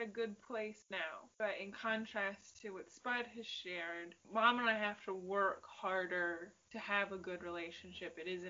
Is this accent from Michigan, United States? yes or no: yes; Michigan, United States; we've said we're from Michigan